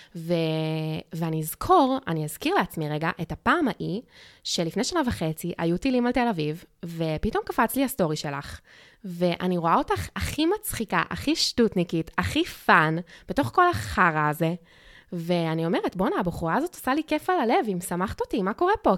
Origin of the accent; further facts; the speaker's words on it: Australia; now in Israel; כשגדלתי באוסטרליה